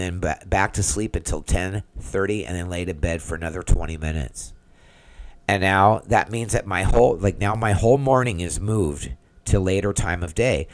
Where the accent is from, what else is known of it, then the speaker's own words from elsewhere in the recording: San Diego, California, United States; moved away as an adult; now in Orlando, United States; I'm from San Diego